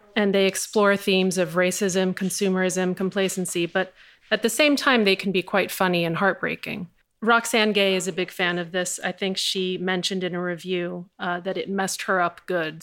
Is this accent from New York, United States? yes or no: yes; New York City, New York, United States; I grew up in New York City in the eighties and nineties